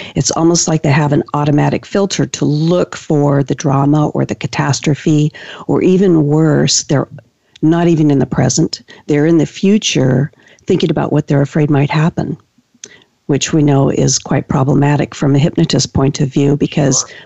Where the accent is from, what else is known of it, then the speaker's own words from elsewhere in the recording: Washington, United States; I've been practicing now for 18 years here in, in my county in Washington